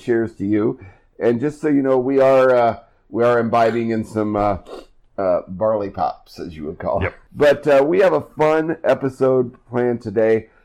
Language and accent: English; Iowa, United States; moved away; my home state of Iowa